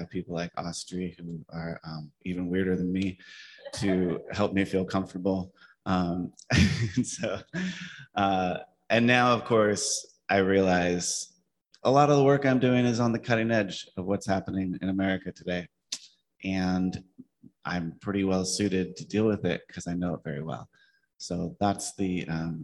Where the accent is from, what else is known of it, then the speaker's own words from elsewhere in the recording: high desert of Southern California, United States; also born or lived in San Pedro; I grew up in the high desert of Southern California